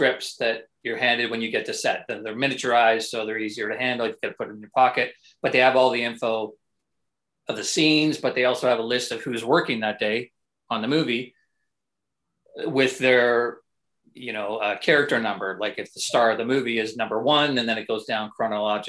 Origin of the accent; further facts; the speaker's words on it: Canada; as a Canadian